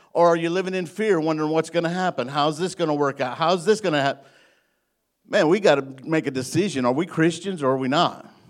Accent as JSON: {"language": "English", "region": "Illinois", "country": "United States", "moved": "yes", "lives_now": "Greenbrier, Arkansas, United States", "said": "I'm from Illinois. I'm a Yankee"}